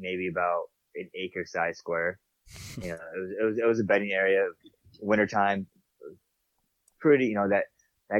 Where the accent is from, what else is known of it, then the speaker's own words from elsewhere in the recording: New York, United States; moved away as an adult; now in Montana, United States; I'm from New York